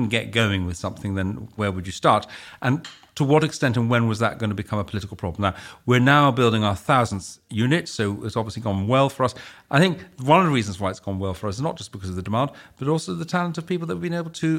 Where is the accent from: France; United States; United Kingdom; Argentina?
United Kingdom; My sister decided to stay in Holland, and she's very Dutch, I'm very British, apparently.